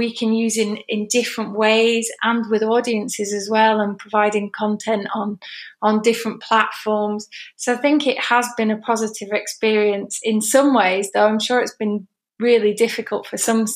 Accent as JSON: {"language": "English", "region": "England", "country": "United Kingdom", "moved": "yes", "lives_now": "Spain", "said": "So I'm sitting in Spain, but obviously I'm English"}